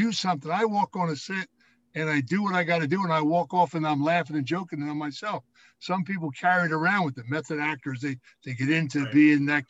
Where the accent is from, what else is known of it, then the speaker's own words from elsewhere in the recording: Philadelphia, Pennsylvania, United States; I was the hoodlum from Philadelphia.